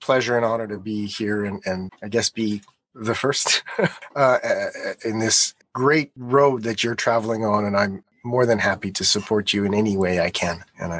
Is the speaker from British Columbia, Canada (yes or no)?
no; Montreal, Quebec, Canada; moved away as an adult; also born or lived in Edmonton, Canada; now in Japan; I'm a third generation Japanese Canadian, born and raised in Montreal. For those that you know, Eastern Canada, French-speaking city. So I grew up speaking French and playing hockey, a true Canadian.